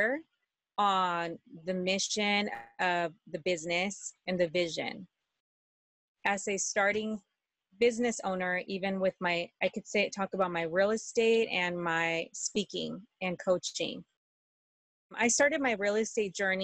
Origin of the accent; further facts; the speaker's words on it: Mexico; moved away; And I was born in Mexico and I haven't been there for years.